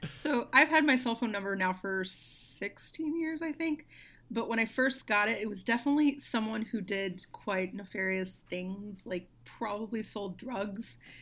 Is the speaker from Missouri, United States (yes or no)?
no; Arkansas, United States; moved away; also born or lived in outside of Memphis, Tennessee; I'm originally from Arkansas